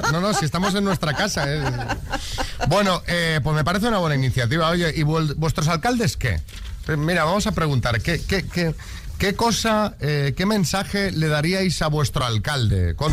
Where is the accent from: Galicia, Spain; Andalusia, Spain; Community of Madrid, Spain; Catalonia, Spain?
Catalonia, Spain; Barcelona; Hola, buenos días … de Barcelona. Con decir que soy de Barcelona ya está todo dicho.